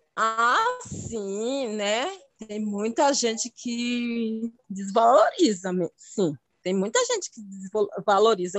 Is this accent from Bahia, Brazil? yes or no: yes; Itabuna, Bahia, Brazil; moved away as an adult; now in Taboão da Serra, Brazil; natural de da Bahia, Itabuna